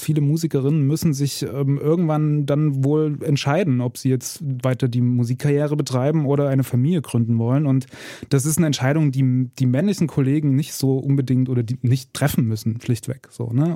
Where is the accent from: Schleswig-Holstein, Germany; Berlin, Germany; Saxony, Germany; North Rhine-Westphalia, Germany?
Saxony, Germany; Erzgebirge; Also ich bin aus dem Erzgebirge